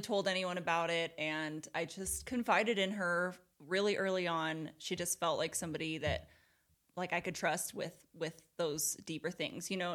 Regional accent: Portland, Oregon, United States; moved away as an adult; now in Utah, United States; I was born and raised in Portland, Oregon, and I lived there my whole life until I was twenty-two.

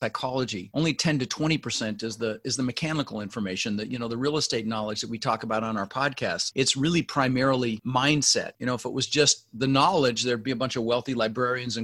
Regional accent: Denver, Colorado, United States; also born or lived in Netherlands; I ended up in Denver, Colorado, where we lived for 30 years, and we didn't have much growing up.

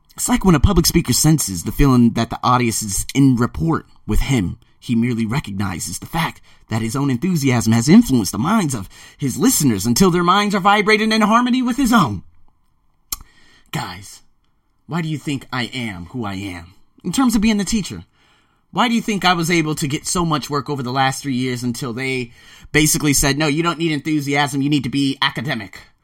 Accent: United States; moved away as an adult; also born or lived in Australia / Las Vegas; now in Bangkok, Thailand; I'm American

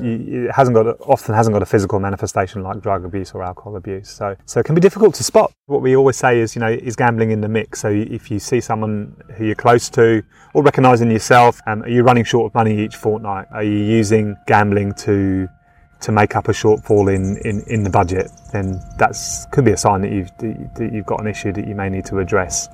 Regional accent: United Kingdom; now in Australia; being from the UK, as you can probably tell by my accent

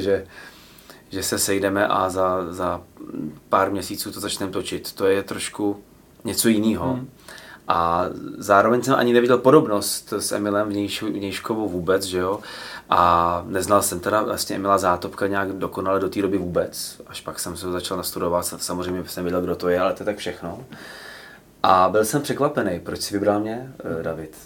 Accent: Plzeň, Plzeň Region, Czechia; now in Prague, Czechia; já jsem z Plzně

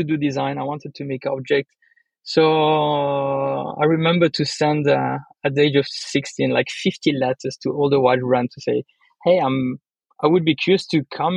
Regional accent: Le Locle, Neuchâtel, Switzerland; I'm born from Spanish mother, Swiss, German, Italian father, grew up in Leloc

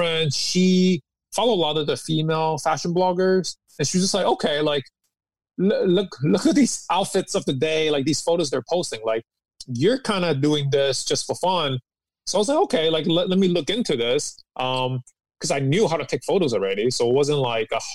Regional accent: New York City, New York, United States; also born or lived in Hong Kong; I moved to New York City when I was 10

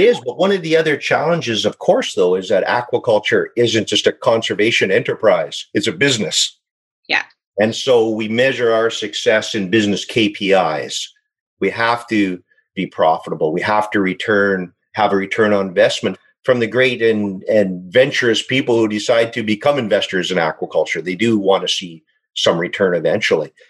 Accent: Saskatchewan, Canada; moved away as an adult; now in British Columbia, Canada; born and raised in Saskatchewan, but I moved out to BC

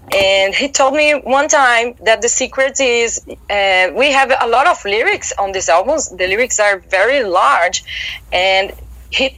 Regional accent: São Paulo, Brazil; English is a second language; São Paulo, Brazil.

